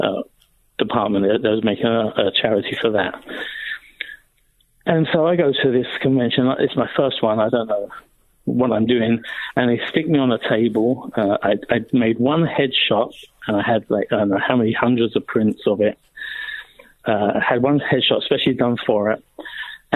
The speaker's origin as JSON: {"language": "English", "country": "United Kingdom", "said": "being a Brit"}